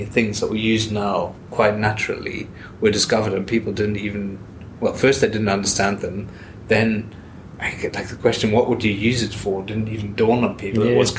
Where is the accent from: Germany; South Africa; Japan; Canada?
Germany; also born or lived in Australia / Ireland; now in Scotland, United Kingdom; So, I was born in Australia, but I grew up in Germany.